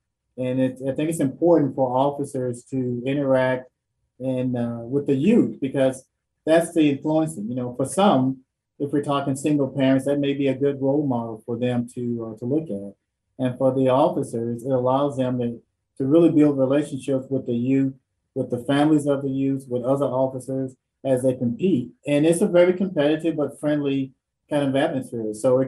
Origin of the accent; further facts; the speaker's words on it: Dallas, Texas, United States; I'm originally from Dallas